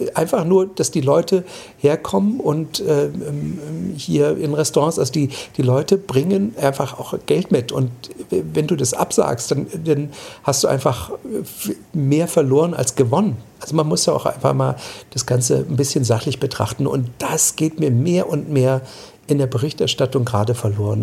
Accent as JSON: {"language": "German", "country": "Germany", "said": "bei uns in Deutschland"}